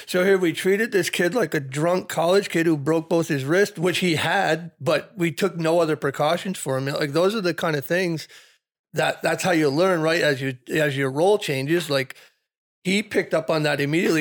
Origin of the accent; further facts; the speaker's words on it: South Burlington, Vermont, United States; pretty much grew up in the, in the South Burlington firehouse